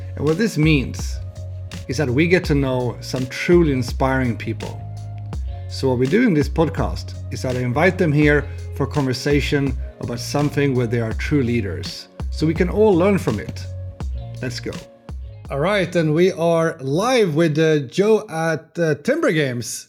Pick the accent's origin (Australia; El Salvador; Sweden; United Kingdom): Sweden; I'm here from Sweden.